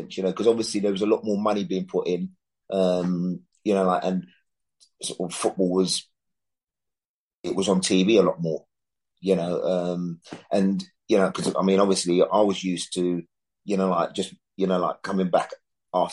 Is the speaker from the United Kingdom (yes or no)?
yes; London, United Kingdom; I come from London